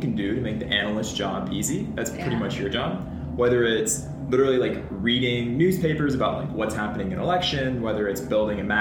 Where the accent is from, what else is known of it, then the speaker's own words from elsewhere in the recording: Nashville, Tennessee, United States; moved away; I'm originally from Nashville, Tennessee.